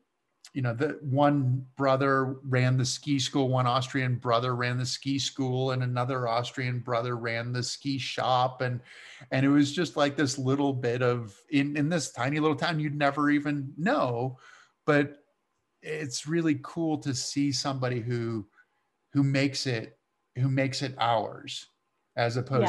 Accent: Massachusetts, United States; I grew up on a tiny little ski area in Massachusetts, but it was like this little bit of Austria that they had picked up and plunked down in the middle of a textile town on the Connecticut River

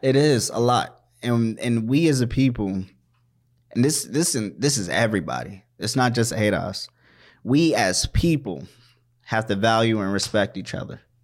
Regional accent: Washington, District of Columbia, United States; also born or lived in Maryland; now in Minnesota, United States; I was born in Washington, D C. I grew up in Washington, D C, in Maryland

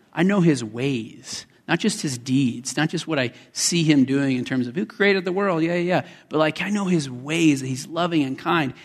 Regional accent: Colorado, United States; also born or lived in West Texas; My father and I were down in West Texas where I was born, although I grew up in Colorado

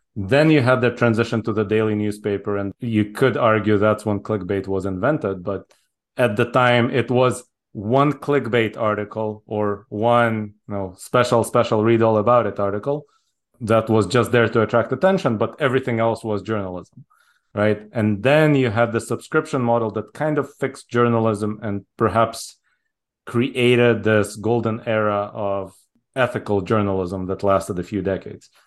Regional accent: Israel; moved away as an adult; also born or lived in Soviet Union / Japan; now in United States; I was born in the Soviet Union. I moved to Israel when I was six. So I grew up in Israel all the way through college.

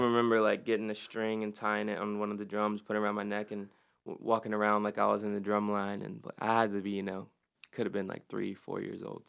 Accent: Statesville, North Carolina, United States; I was uh, born and raised in Statesville

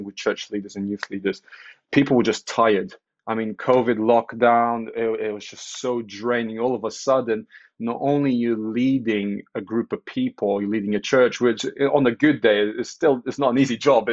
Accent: Portugal; moved away as an adult; now in United Kingdom; I'm Portuguese. I was born in Portugal, grew up in Portugal, moved to the UK in 2008

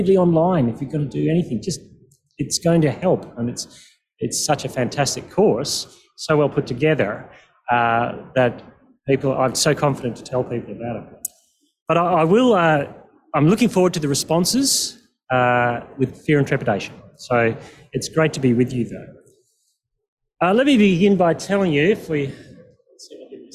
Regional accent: Perth, Western Australia, Australia; I'm from Perth

